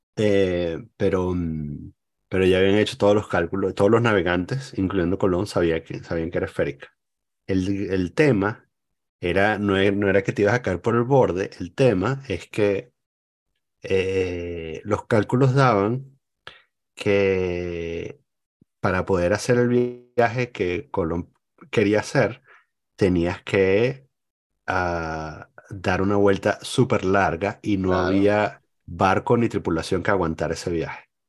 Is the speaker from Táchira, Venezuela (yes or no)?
no; El Cafetal, Miranda, Venezuela; moved away; Yo crecí en el Cafetal